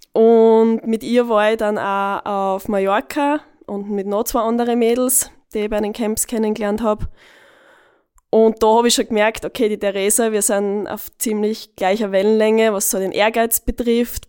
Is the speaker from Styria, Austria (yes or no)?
yes; Eastern Styria, Austria; now in Vienna, Austria; bei uns in der Oststeiermark